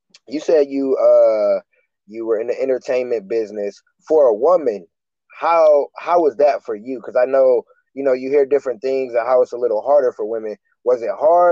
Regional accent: Michigan City, Indiana, United States; I'm from Michigan City, Indiana, small town

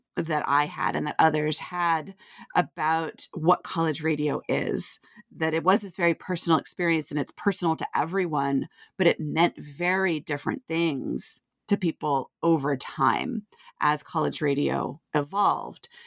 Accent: Vermont, United States; moved away as an adult; also born or lived in Nashville, Tennessee; I grew up in Vermont

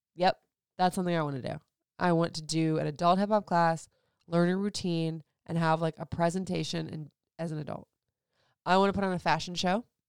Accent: Florida, United States; moved away; also born or lived in Puerto Rico; I grew up in Florida

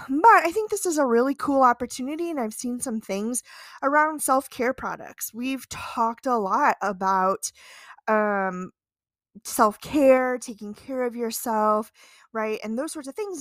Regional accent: Midwest, United States; as a Midwesterner

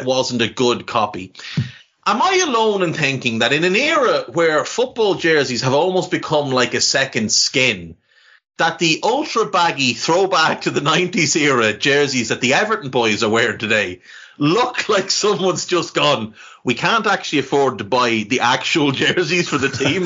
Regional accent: Navan, County Meath, Ireland; I grew up in Ireland in the 80s and 90s

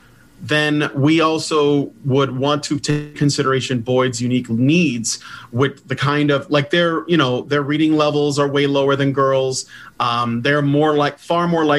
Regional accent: Chicago, Illinois, United States; I grew up in Chicago in a very, very tough part of the city

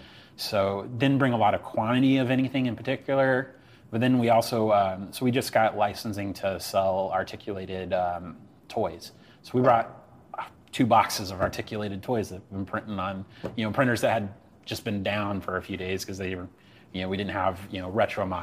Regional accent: Midwest, United States; I grew up in the Midwest

